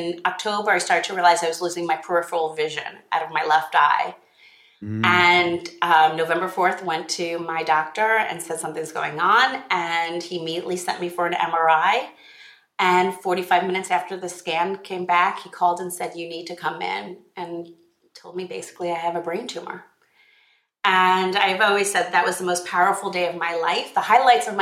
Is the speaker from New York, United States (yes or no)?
yes; Long Island, New York, United States; was born on Long Island in New York